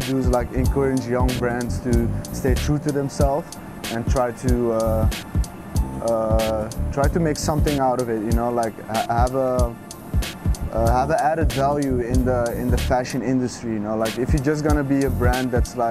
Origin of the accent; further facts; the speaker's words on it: Amsterdam, North Holland, Netherlands; growing up in Amsterdam, having that European mentality